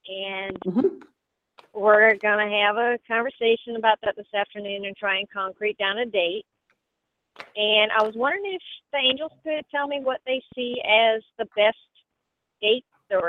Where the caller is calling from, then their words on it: Florida, United States; I'm calling from Florida.